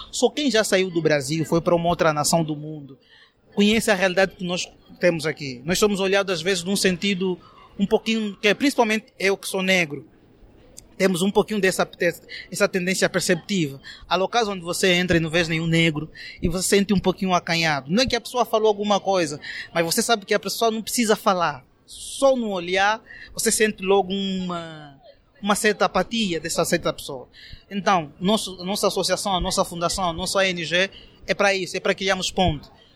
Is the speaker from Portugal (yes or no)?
no; Angola; moved away as an adult; now in Brazil; eu sou angolano